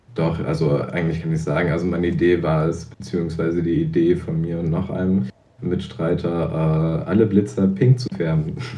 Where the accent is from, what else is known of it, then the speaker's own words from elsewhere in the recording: Zingst, Mecklenburg-Vorpommern, Germany; Zingst, da wo ich herkomme